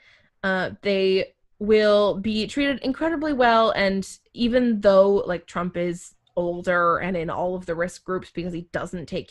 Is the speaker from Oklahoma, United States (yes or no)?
no; Maine, United States; I would say I have more pride of being a Mainer than I do of being an American